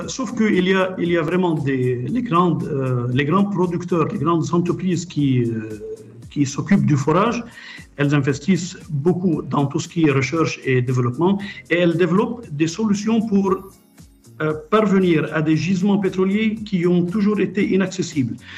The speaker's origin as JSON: {"language": "French", "country": "Lebanon", "tie": "born or raised there", "also_born_or_lived": "Montpellier, France / Paris, France", "moved": "as an adult", "lives_now": "Khobar, Saudi Arabia", "said": "J'ai été élevé au Liban"}